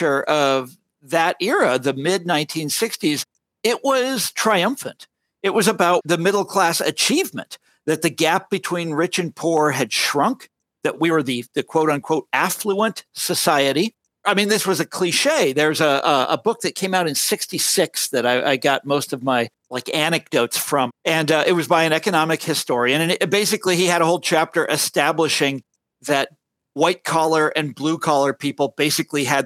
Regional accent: Kansas, United States; right near Kansas City, right near my hometown.

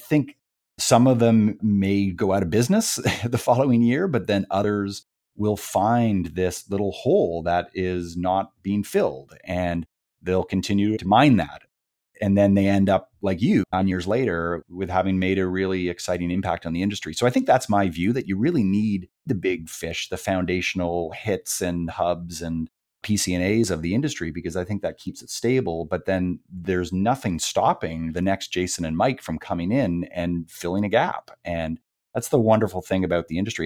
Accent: Canada; I'm from Canada

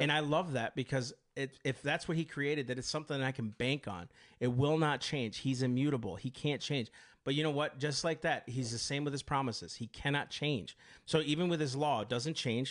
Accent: United States; I am an American of these United States.

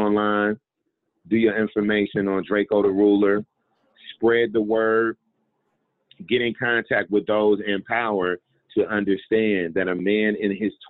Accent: United States; I was born and raised in a racist, sexist, capitalist system in America

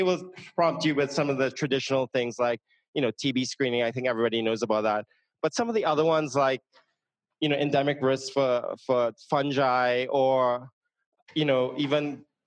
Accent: Trinidad & Tobago; moved away; I'm from Trinidad and Tobago.

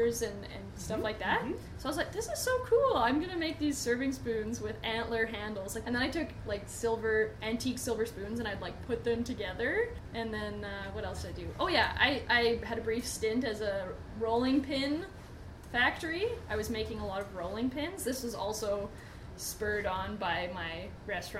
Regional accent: Edmonton, Alberta, Canada; I'm from Edmonton. I grew up here

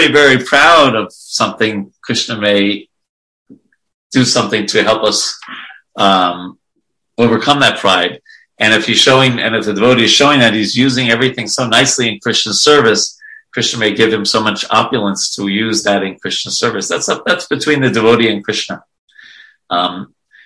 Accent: New York, United States; I grew up in New York

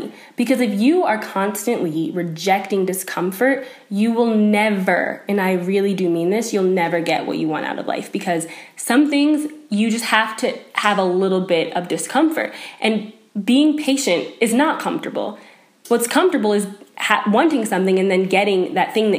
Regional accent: South Carolina, United States; now in Boulder, United States; I was from South Carolina and I didn't really have that many winter clothes

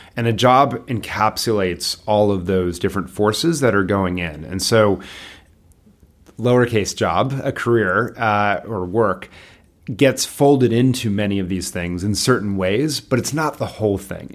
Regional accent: Bethesda, Maryland, United States; I grew up in Bethesda, Maryland

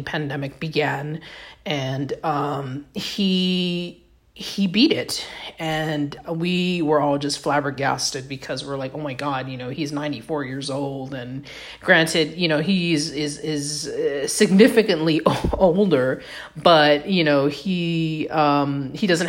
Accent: Texas, United States; my home state of Texas

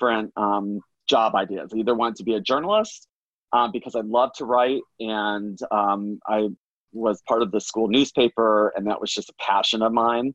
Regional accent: Orlando, Florida, United States; I grew up in Florida. I grew up in Orlando, actually, not too far away from Disney World

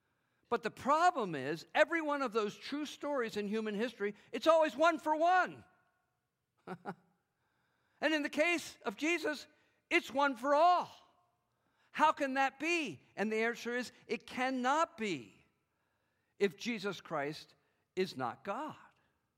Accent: the North, United States; moved away as an adult; now in South Carolina, United States; I grew up in the North.

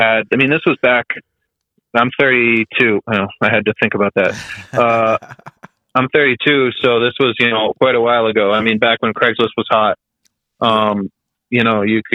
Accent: Boston, Massachusetts, United States; moved away as an adult; now in Providence, United States; I'm from Boston

